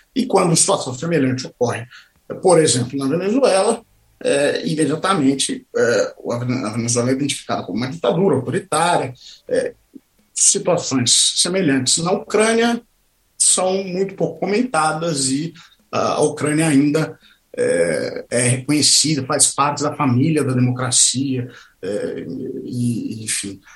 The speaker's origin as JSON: {"language": "Portuguese", "country": "Brazil", "moved": "as an adult", "lives_now": "Moscow, Russia", "said": "nós, como brasileiros"}